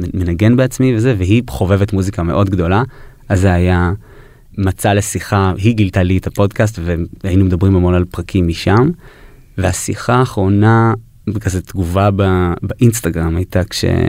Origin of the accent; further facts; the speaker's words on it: New York, United States; moved away; נולדתי בניו יורק, ההורים שלי ישראלים, אבל היינו באים לבקר הרבה בקיבוץ